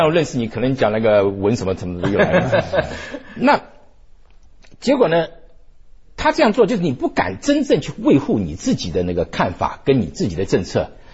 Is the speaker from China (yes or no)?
no; Taiwan; 我小时候还认为我们是外省人比较高级一点，嗯。结果到去吃台湾人的那个什么蚵仔煎，我觉得才是人间美味